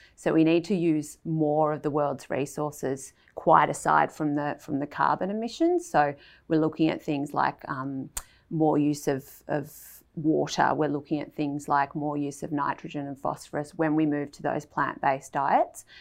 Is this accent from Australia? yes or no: yes; Melbourne, Victoria, Australia; I grew up in Melbourne